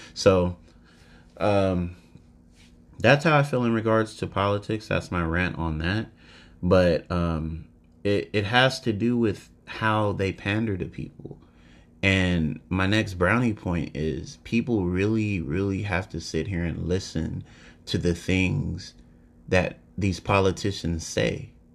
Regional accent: United States; as an American person

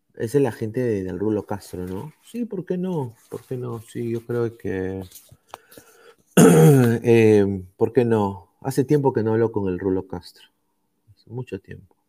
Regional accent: Peru; now in United States

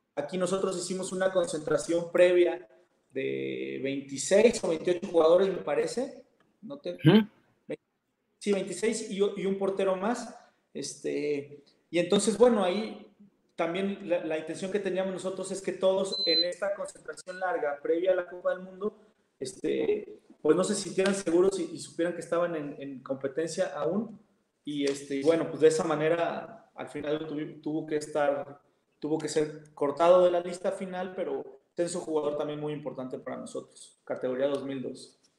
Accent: Mexico

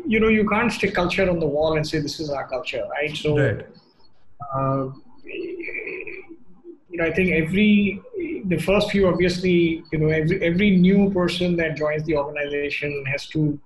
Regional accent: South India, India; I grew up in the South, I'm as comfortable listening to Carnatic music

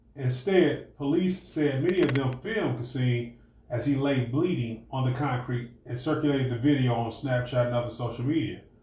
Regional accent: Cleveland, Ohio, United States; we grew up in Cleveland

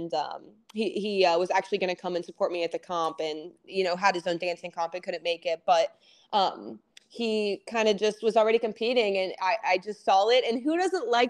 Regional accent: Ohio, United States; moved away as an adult; now in Atlanta, United States; I'm from Ohio

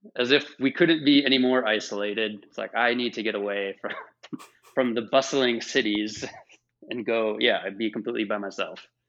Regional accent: Minnesota, United States; moved away; also born or lived in the South (US); I'm from Minnesota

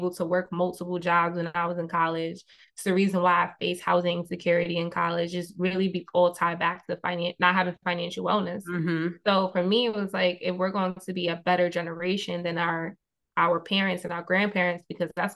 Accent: New York City, New York, United States; the main street of where I grew up in Queens

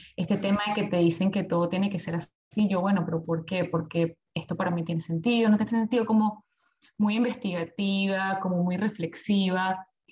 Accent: Venezuela; moved away as an adult; now in Melbourne, Australia; soy de Venezuela, tengo ya aquí viviendo en Australia, en Melbourne, desde hace seis años

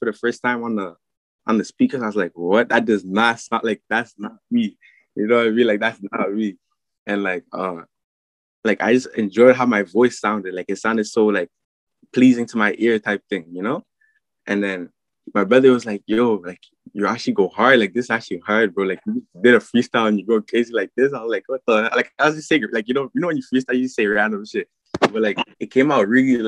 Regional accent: Mississauga, Ontario, Canada; also born or lived in France / Oakville; I'm originally from France, and then I moved here when I was like 4, 3, you know. And then I was living in like Malton, like near like Mississauga and like Toronto and stuff

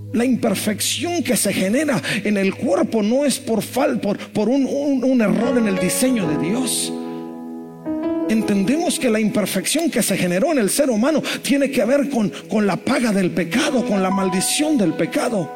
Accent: Monterrey, Nuevo León, Mexico; como buen regio

